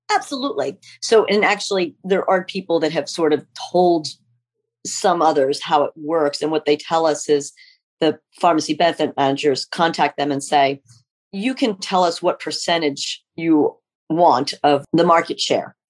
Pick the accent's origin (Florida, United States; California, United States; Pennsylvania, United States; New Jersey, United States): Pennsylvania, United States; also born or lived in North Carolina / Illinois; we moved back here to where I grew up in Pennsylvania